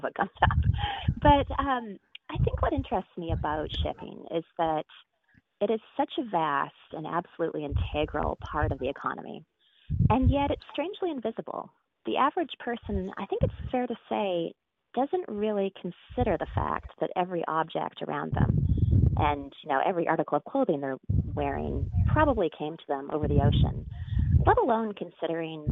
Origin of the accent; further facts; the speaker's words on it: Denman Island, British Columbia, Canada; moved away as an adult; also born or lived in Toronto / Montreal; now in New York City, United States; left Denman Island at 18 to go to school in Toronto